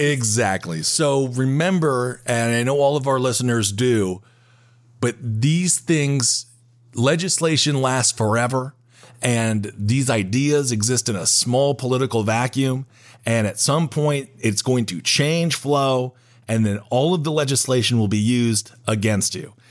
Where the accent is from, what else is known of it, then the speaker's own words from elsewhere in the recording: Wisconsin, United States; I'm from Wisconsin